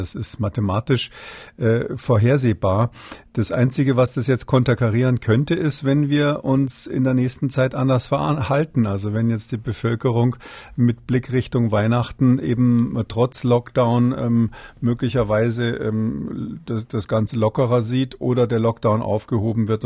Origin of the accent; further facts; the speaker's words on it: Rhineland, Germany; bin ja Rheinländer, von daher äh, bin ich sowieso prinzipiell Optimist.